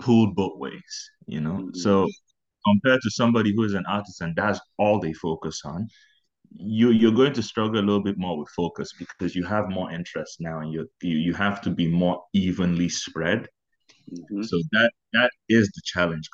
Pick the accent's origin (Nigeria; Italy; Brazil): Nigeria; Abuja, Federal Capital Territory; moved away as an adult; also born or lived in Owerri, Imo State, Nigeria; now in Prince Edward Island, Canada; I was born in Abuja. I was born and raised in Abuja, but towards the later end of my teens, we had to move to Owerri, which is in my state, my home state.